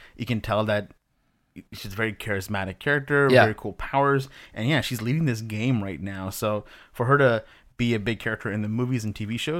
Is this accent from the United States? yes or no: no; Pakistan; as a Pakistani person myself, seeing a superhero who's Pakistani and was Muslim, like, that was huge for me.